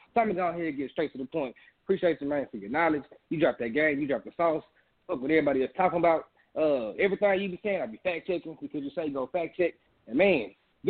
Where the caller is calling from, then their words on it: Houston, Texas, United States; I'm calling from Houston, Texas, bro.